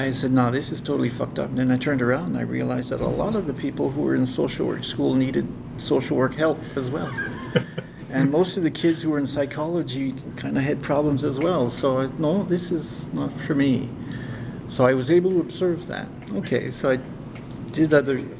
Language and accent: English; Moncton, New Brunswick, Canada; now in Kedgwick, Canada; When I was a kid, I was raised in Moncton.